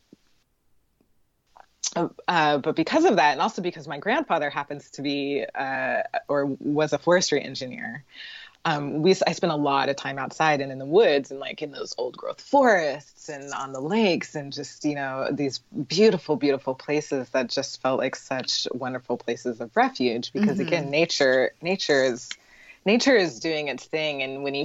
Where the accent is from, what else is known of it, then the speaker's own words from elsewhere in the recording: Portland, Oregon, United States; moved away as an adult; also born or lived in San Francisco Bay Area; I grew up in Portland, which is, I think it, one of the, I think it was called one of the whitest small cities